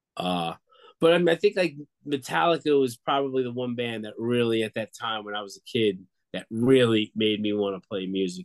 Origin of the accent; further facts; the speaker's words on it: Long Island, New York, United States; moved away; I grew up in Long Island, New York, on the border of Queens near Belmont Racetrack